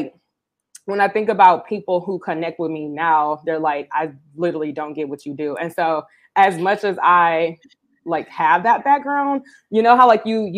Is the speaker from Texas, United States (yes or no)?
yes; Houston, Texas, United States; moved away as an adult; now in Bangkok, Thailand; I was born and raised in Houston